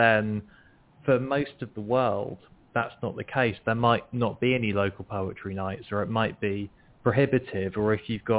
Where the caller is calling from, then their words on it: Nottingham, East Midlands, United Kingdom; From the UK, from Nottingham.